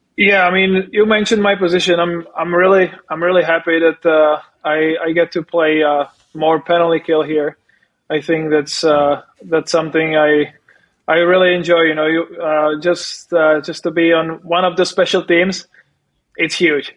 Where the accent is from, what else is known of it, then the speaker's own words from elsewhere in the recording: Czechia; moved away as an adult; also born or lived in Prague, Czech Republic; I live I live in Prague during the summer, and my hometown it's like it's like an hour away